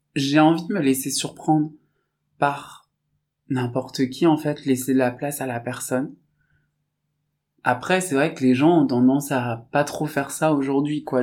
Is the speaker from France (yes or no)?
yes; Saint-Étienne, Auvergne-Rhône-Alpes, France; Je viens de Saint-Étienne, d'une famille euh, qui est issue de l'immigration